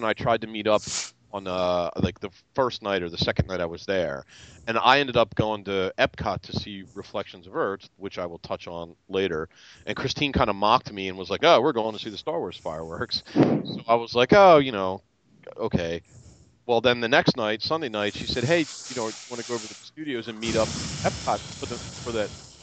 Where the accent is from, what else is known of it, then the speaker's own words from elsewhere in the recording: Philadelphia, Pennsylvania, United States; also born or lived in Colmar, Pennsylvania; I'm from Philadelphia, but I actually live in a town called Colmar